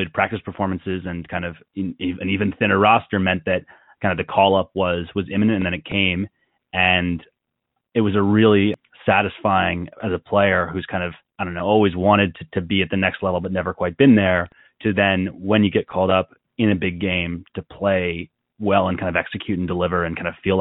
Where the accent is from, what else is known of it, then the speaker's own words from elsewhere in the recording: outside of Philadelphia, Pennsylvania, United States; I grew up outside of Philly.